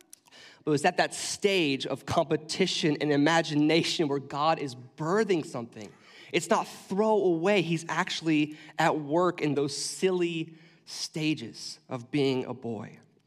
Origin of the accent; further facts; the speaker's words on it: Washington, United States; I grew up in Central Washington, and I grew up snowboarding and hiking out in the snow.